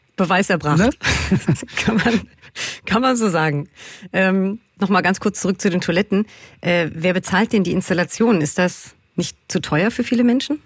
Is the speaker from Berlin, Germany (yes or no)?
yes; Berlin, Germany; ich bin ja Berlinerin und quasi kann man so sagen, mit einer queeren Community um mich herum aufgewachsen